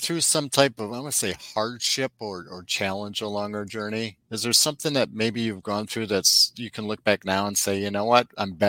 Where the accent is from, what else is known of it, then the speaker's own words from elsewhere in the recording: Midwest, United States; I'm from the Midwest originally too, and I miss my basement, but you know, hey, I'll trade it off for the weather.